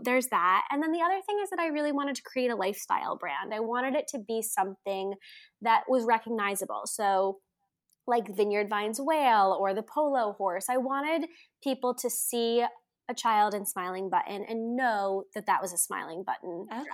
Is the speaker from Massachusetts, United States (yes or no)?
yes; Andover, Massachusetts, United States; grew up in Andover, Massachusetts, right outside of Boston